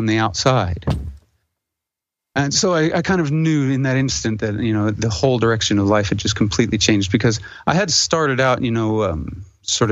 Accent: a reservation in Wyoming, United States; I'm half Indian, so I grew up on the reservation in Wyoming.

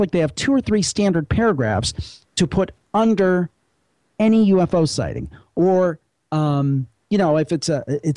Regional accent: Cleveland, Ohio, United States; I come from the Cleveland area

